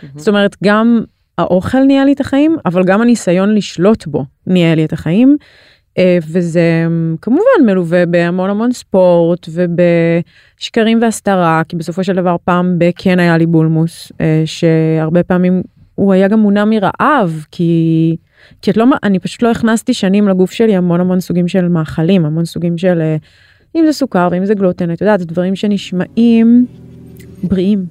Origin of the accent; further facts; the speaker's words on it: Ra'anana, Central District, Israel; also born or lived in Tel Aviv; בכל מיני מקומות, אבל באזור המרכז